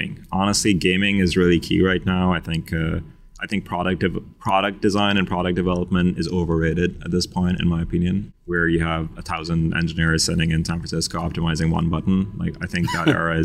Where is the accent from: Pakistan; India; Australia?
Pakistan; I'm from Pakistan